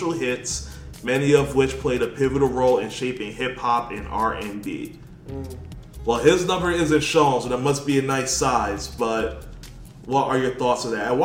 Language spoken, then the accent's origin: English; New York, United States; I'm from New York too